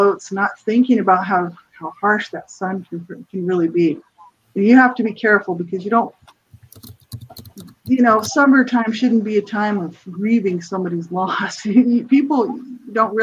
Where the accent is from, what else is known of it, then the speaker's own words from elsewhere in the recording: New Mexico, United States; moved away; I'm from the States, from New Mexico originally